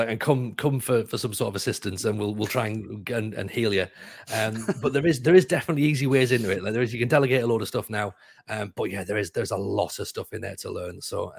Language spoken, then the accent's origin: English; Sunderland, North East England, United Kingdom; I was raised on the Fulwell end at Sunderland.